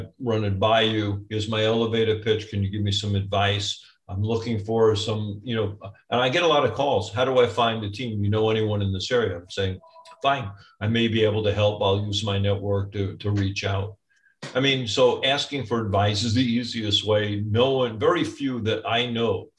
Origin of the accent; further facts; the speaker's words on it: New York, United States; now in Orange County, United States; I'm a New Yorker